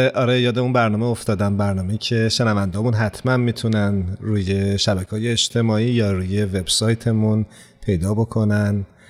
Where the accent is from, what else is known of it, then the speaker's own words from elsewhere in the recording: Iran; برای خیلی از ماها که در ایران بزرگ شدیم